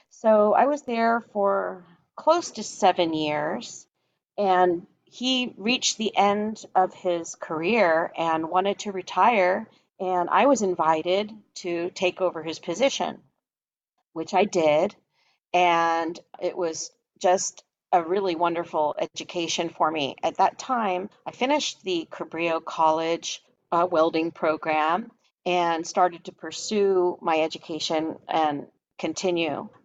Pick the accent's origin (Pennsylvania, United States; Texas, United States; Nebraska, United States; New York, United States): Pennsylvania, United States; Philadelphia; moved away; I'm from Philadelphia originally